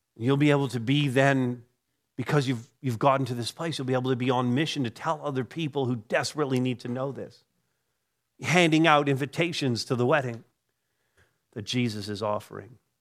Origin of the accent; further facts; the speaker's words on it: Canada; I'm a Canadian by birth